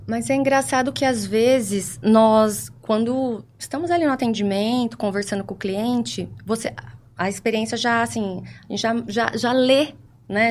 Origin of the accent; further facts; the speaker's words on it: Ribeirão Preto, São Paulo, Brazil; sou natural de Ribeirão Preto